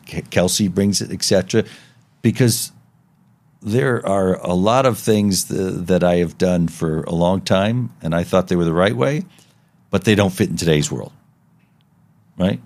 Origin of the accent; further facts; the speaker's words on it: Las Vegas, Nevada, United States; growing up in Las Vegas, uh, uh, when I did